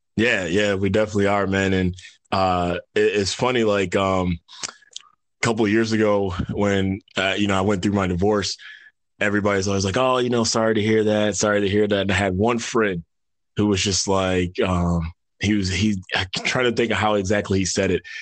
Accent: New York, United States; moved away as an adult; now in Atlanta, United States; originally grew up in New York

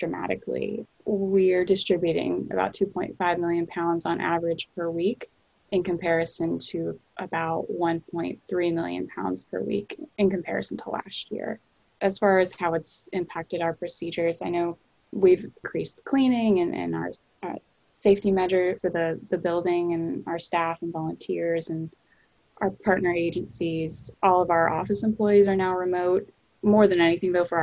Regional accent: North Carolina, United States; now in Boston, United States; I'm originally from North Carolina

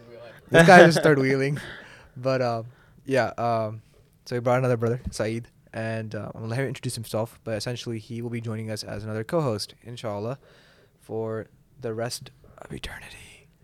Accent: Pakistan; I didn't expect to bond with someone who was from Palestine as a Pakistani, right?

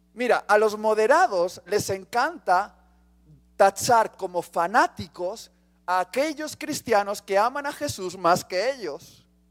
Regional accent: Spain; Soy español.

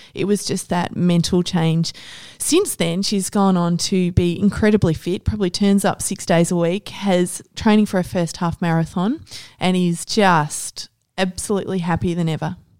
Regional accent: Ballarat, Victoria, Australia; now in Melbourne, Australia; I grew up in Ballarat

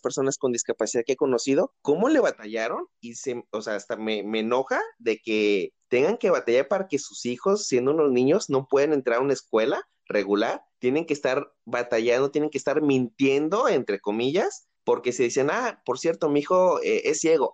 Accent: Tepic, Nayarit, Mexico; also born or lived in Mazatlán, Sinaloa; mi ciudad de origen, Tepic, Nayarit

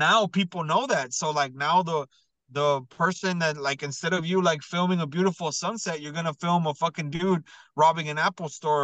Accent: Mexico; now in San Antonio, United States; I've been to Mexico like a million times, and I was born in Mexico

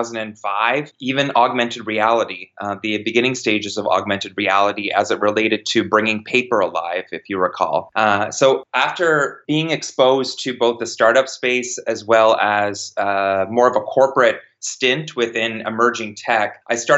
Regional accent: Kitchener-Waterloo, Ontario, Canada; I'm from Kitchener-Waterloo, Ontario, which is home of Research in Motion, or BlackBerry

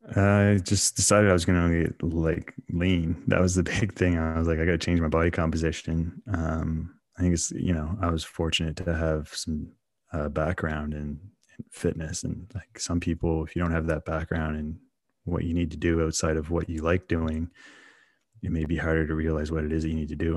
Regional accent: Canada; growing up in Canada

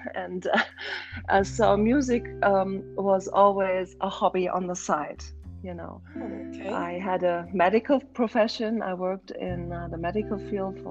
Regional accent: Berlin, Germany; moved away as an adult; now in Scottsdale, United States; I was born in Berlin, and okay. I grew up in Germany

